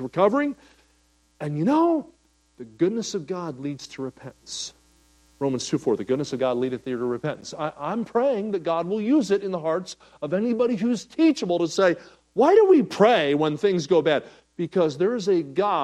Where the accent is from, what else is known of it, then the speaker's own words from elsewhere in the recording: Kansas City, Missouri, United States; I'm from Kansas City